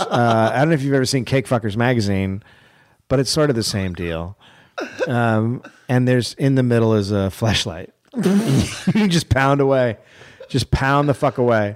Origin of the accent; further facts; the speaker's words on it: United States; I'm from America